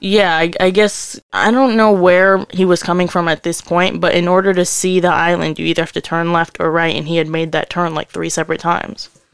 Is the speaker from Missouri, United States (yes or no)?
no; Connecticut, United States; we're from Connecticut.